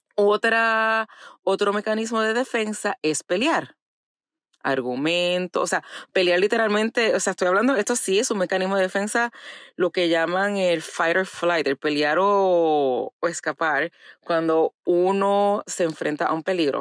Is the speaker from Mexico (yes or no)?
no; Puerto Rico; moved away; crecí en Puerto Rico